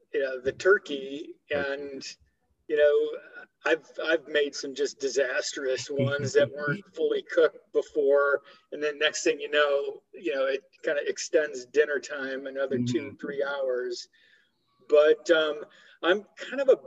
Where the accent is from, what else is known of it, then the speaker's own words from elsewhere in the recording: Sioux City, Iowa, United States; moved away as an adult; also born or lived in Chicago; I'm an Iowa native, and so I grew up in Sioux City